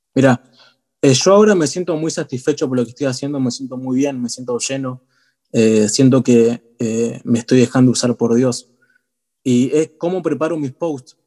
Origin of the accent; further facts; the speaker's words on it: Buenos Aires, Argentina; soy de Argentina, Argentina Che, de Buenos Aires